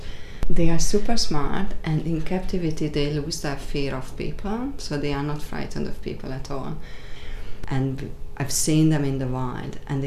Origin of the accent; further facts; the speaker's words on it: Hungary; now in Australia; I'm not Australian as birth. I was born in Hungary, but I became an Australian